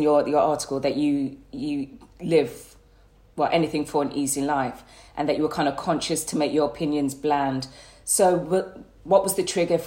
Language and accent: English; Birmingham, West Midlands, United Kingdom; accent: Brummie; I'm from Birmingham. I've got Bummy accent. So let's talk about my hometown